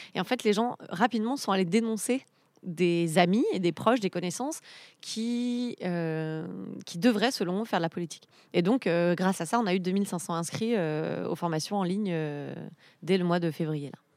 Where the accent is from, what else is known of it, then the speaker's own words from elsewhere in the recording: Misérieux, Auvergne-Rhône-Alpes, France; moved away; je suis née à Misérieux dans l'Ain